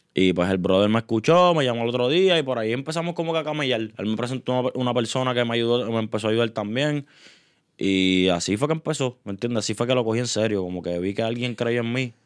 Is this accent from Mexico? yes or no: no; Río Grande, Puerto Rico; also born or lived in San Juan, Puerto Rico; Nací en San Juan este, y pues cuando nací, mi abuelo decidió este, coger un terreno allá en, en Río Grande